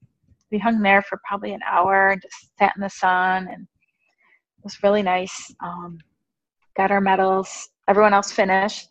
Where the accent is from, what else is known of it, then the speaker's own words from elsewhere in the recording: Tonawanda, New York, United States; I'm from Tonawanda.